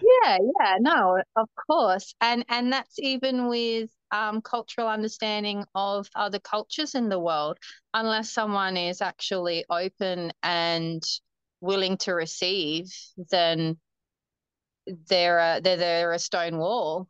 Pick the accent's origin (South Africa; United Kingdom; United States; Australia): Australia; Humpty Doo, Northern Territory; also born or lived in Darwin; I was born in Darwin, and I the the same doctor that delivered me actually delivered my cousins, my dad, and my uncles and auntie. So a little small town. Um, I grew up on a farm actually outside of Darwin, called um, a suburb called Humpty Doo